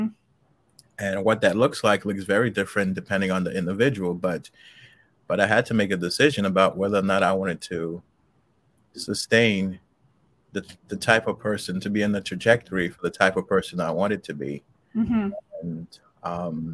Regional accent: New York City, New York, United States; also born or lived in Haiti; I was born in Haiti, but I grew up, you know, about nine till I was about nine, and then I came to the States and I lived in Jamaica, Queens

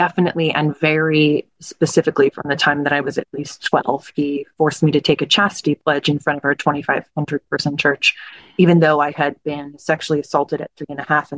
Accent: New Jersey, United States; I grew up in South Jersey

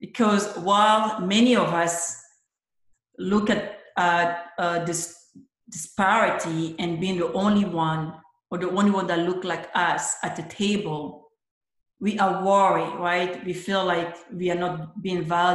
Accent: Côte d’Ivoire; moved away as an adult; growing up in the Ivory Coast, growing up where I come from

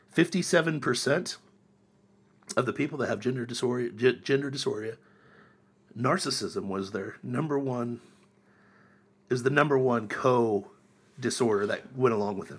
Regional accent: Miami County, Ohio, United States; moved away; I grew up in Ohio

